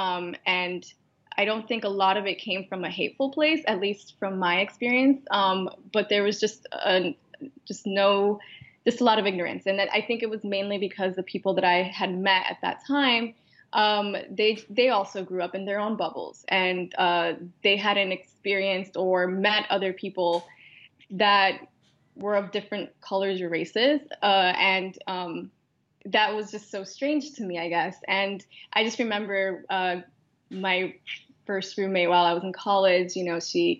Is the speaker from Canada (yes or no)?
no; Miami, Florida, United States; also born or lived in Tallahassee; I was born and raised in Miami. I grew up in Sweetwater, and then I moved to Kendall.